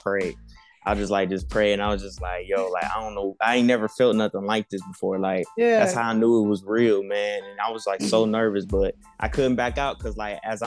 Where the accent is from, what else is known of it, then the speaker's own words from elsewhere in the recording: Detroit, Michigan, United States; And I grew up in Detroit. I'm all the way from Detroit